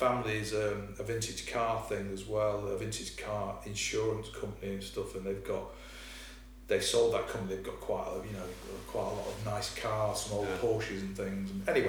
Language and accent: English; Glossop, East Midlands, United Kingdom; moved away as an adult; also born or lived in Swinton / Bredbury; on the estate I grew up in Glossop, Simondley, which was quite a new build, we moved there in 70, it was late 71, early 72. I was just over 1 year old.